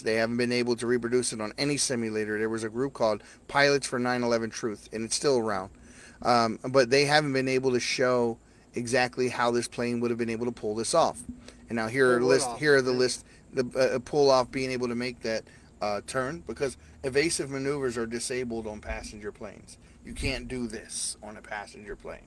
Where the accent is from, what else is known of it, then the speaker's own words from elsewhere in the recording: Baltimore, Maryland, United States; I'm from Baltimore, so this is an area that I know very well